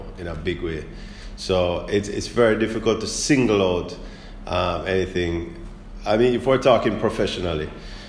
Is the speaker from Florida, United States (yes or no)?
yes; South Florida, United States; born or raised there; moved away as an adult; also born or lived in Kingston, Jamaica; now in Jamaica